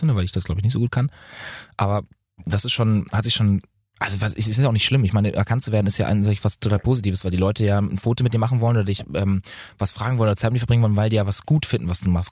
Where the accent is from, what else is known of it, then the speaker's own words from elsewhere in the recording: Lübeck, Schleswig-Holstein, Germany; also born or lived in Bad Oldesloe / Berlin / Munich; Ich habe jetzt gerade eine WG in München, ja. Aber ich wohne eigentlich, ich wohne ja in Lübeck. Also ich bin ja immer noch in meiner Heimat.